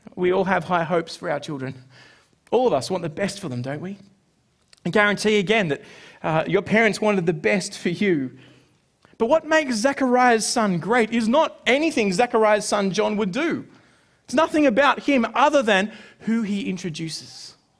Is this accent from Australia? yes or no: yes; Sydney, New South Wales, Australia; growing up in Sydney